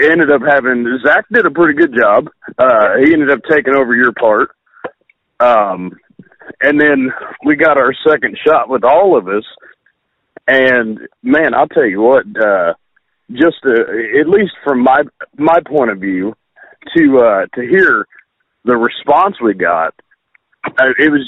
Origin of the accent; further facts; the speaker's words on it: United States; moved away; I moved out of Greene County